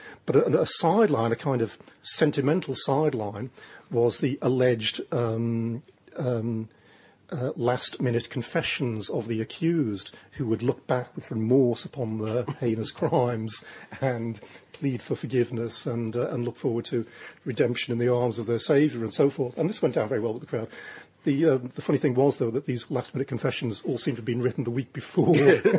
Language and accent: English; Liverpool, North West England, United Kingdom; now in London, United Kingdom; when I was a kid growing up in Liverpool